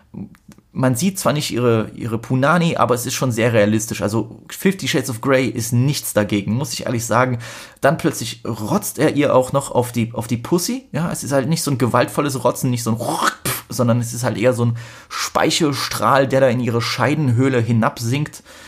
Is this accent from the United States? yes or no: no; Poland; als Pole